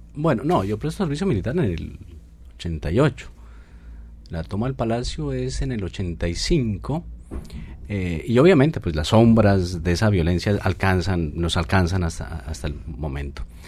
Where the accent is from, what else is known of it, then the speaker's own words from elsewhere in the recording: Colombia; Esos somos los colombianos.